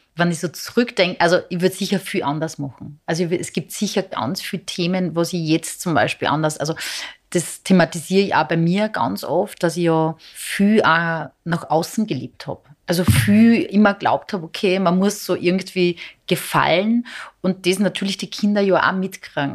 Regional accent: Serbia; now in Austria; Ich bin ja von Serbien orthodox ja. und wir leben in Österreich

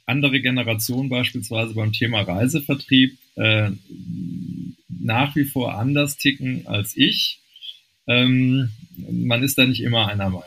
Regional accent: Rhineland, Germany; born there; ich bin gebürtiger Rheinländer, da sitzt die Familie auch noch.

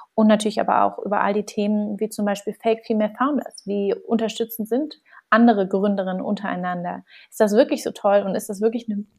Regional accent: Berlin, Germany; ich bin, wie gesagt, gebürtige Berlinerin, bin hier groß geworden

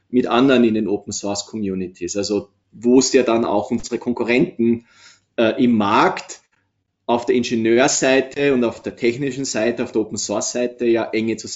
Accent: Austria; moved away as an adult; now in Nuremberg, Germany; wie Sie vielleicht hören, bin ich Österreicher, der 2003 für ein, maximal zwei Jahre nach Nürnberg zur SUSE gegangen ist.

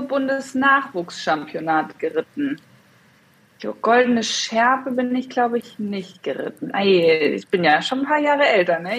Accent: Hesse, Germany; now in northern Germany; ich bin jetzt im Norden, aber ich komme ursprünglich aus Hessen

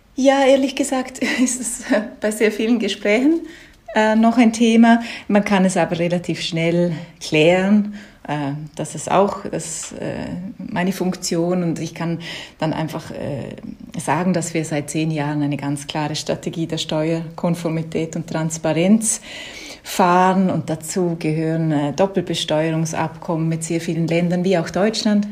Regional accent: Liechtenstein; accent: Liechtenstein dialect; first language Liechtenstein German dialect; now in Berlin, Germany; Muttersprache ist ein lichtensteinischer Dialekt

